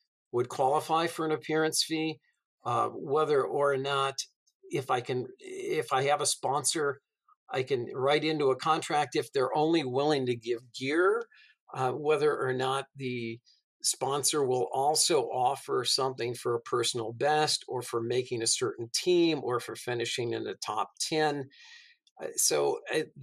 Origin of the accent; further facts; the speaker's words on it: Massachusetts, United States; I grew up in Massachusetts back in the 70s